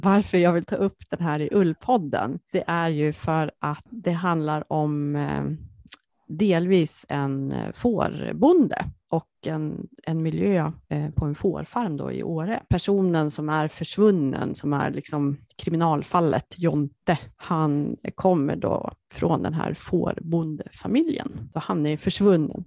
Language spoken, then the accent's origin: Swedish; Jämtland, Sweden; Jämtland där jag kommer ifrån och mycket av de miljöerna som hon beskriver det är mina kan man säga, barndomsmiljöer